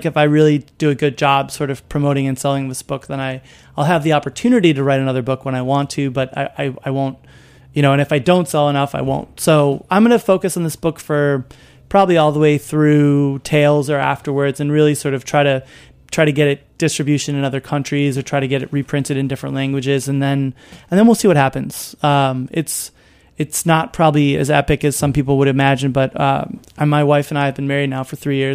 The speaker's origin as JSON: {"language": "English", "town": "Chicago", "region": "Illinois", "country": "United States", "tie": "born or raised there", "moved": "yes", "said": "I grew up in Chicago listening to the Cubs"}